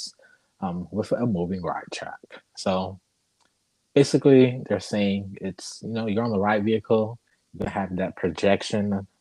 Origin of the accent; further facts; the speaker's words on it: Michigan, United States; moved away; I'm from Michigan